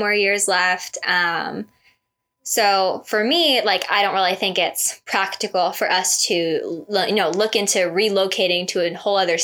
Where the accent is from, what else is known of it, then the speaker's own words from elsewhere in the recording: Las Vegas, Nevada, United States; I am born and raised in Vegas